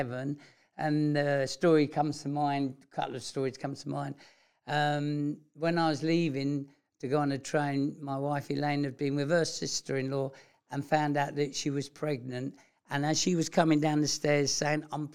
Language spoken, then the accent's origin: English; London, United Kingdom; accent: London; my London accent